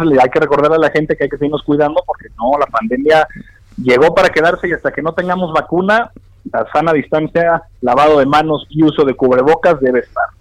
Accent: Torreón, Coahuila, Mexico; moved away; mi tierra, a Torreón, Coahuila

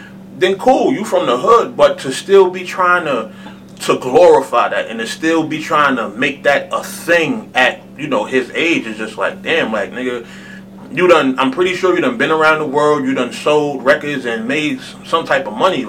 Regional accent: New York City, New York, United States; I'm from Colonial Projects, man, right next to Polo Grounds.

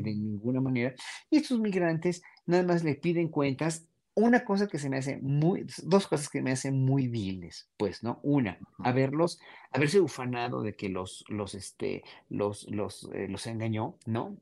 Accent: Mexico; nosotros, pueblo mexicano

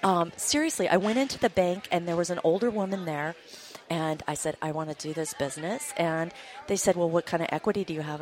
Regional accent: Montana, United States; I grew up in Montana, small town girl

